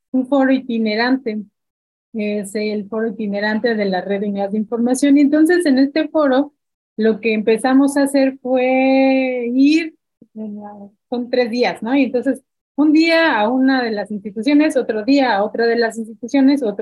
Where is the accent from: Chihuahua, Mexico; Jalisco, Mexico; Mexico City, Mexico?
Mexico City, Mexico; now in Oaxaca, Mexico; Yo tenía apenas dos años viviendo aquí, yo vengo de la Ciudad de México